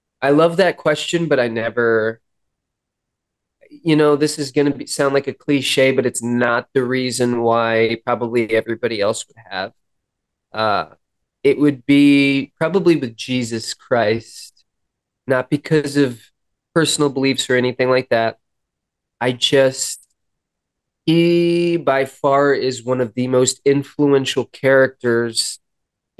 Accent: Los Angeles, California, United States; moved away; I grew up in Hollywood

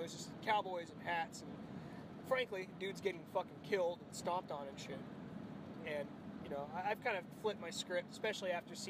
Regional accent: New Mexico, United States; I grew up watching it. I'm from Arkansas, so in New Mexico, so we knew it was everywhere when I was a little kid.

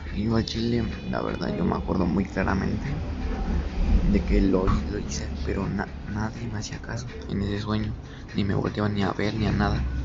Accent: Toluca, State of Mexico, Mexico; tengo 16 años y soy de Toluca, México.

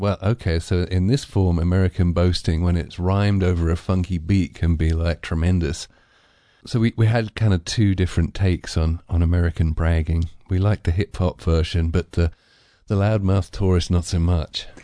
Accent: England, United Kingdom; I'm too English

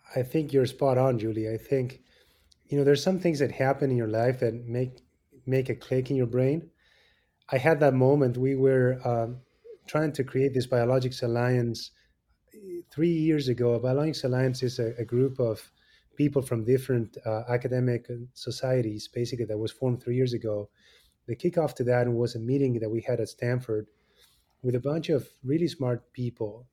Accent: Argentina; moved away as an adult; now in Chicago, United States; I was born in Argentina and, um, you know, came and did three fellowships here in the States.

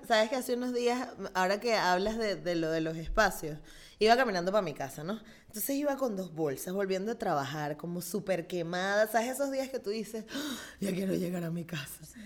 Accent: Venezuela; now in Spain; yo soy venezolana

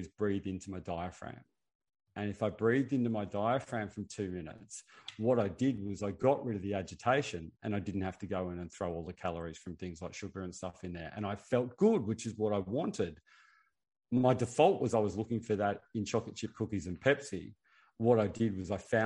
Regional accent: Australia; I'm Australian.

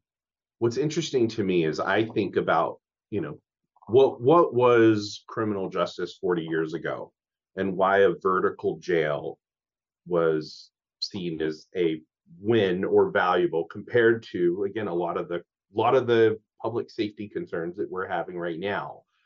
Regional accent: Louisiana, United States; now in Whatcom County, United States; I'm originally from Louisiana

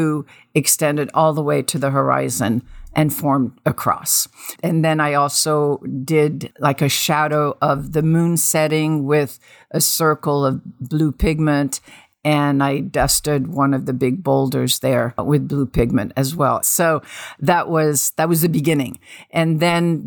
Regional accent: Tunisia; moved away; also born or lived in Paris, France; I grew up in North Africa, in Tunisia, but we lived in Paris for a couple of years from 5 to 7

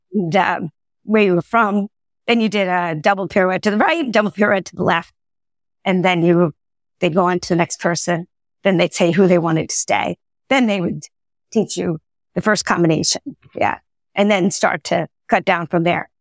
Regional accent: Long Island, New York, United States; I grew up in Long Island, New York

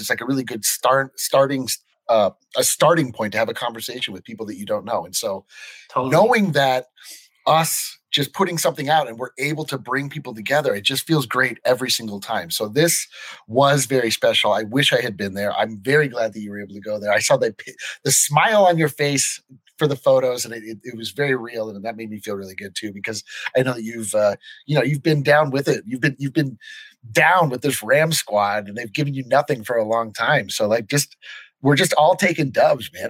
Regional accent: Fort Collins, Colorado, United States; growing up in Fort Collins

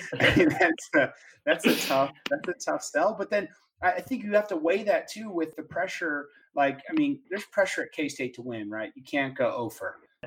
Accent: Dallas, Texas, United States; just because I'm from Dallas.

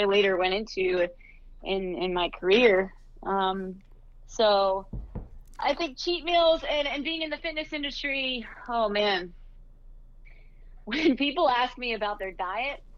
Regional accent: Youngstown, Ohio, United States; moved away as an adult; also born or lived in Akron, Ohio; now in New York, United States; I grew up in Ohio

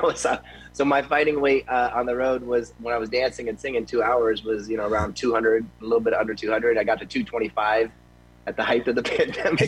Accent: Tampa, Florida, United States; now in Las Vegas, United States; I grew up in Tampa when I was eight years old

